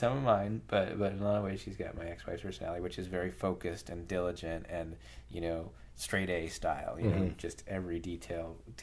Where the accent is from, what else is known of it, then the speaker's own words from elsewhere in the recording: Brookline, Massachusetts, United States; I grew up just outside of Boston, like an hour from Fenway Park in Brookline